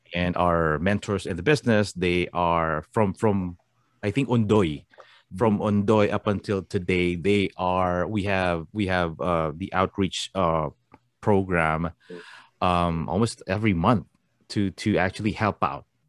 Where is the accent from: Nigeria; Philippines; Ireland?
Philippines; moved away; Us Filipinos